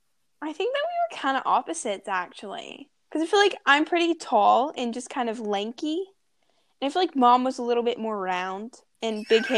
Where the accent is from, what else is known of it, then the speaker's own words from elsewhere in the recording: Los Angeles, California, United States; born there; So I know that I was born in Los Angeles and my mom worked for Chaminade Middle School and she coached field hockey